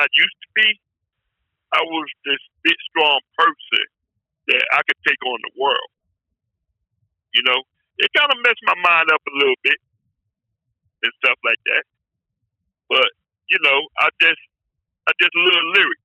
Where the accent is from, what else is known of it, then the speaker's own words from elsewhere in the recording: New Jersey, United States; now in Pennsylvania, United States; I live in Pennsylvania, but I was raised in New Jersey